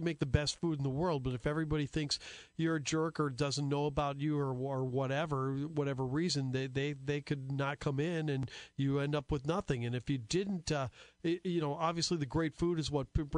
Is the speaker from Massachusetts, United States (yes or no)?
no; Sheboygan Falls, Wisconsin, United States; when I was growing up in Sheboygan Falls.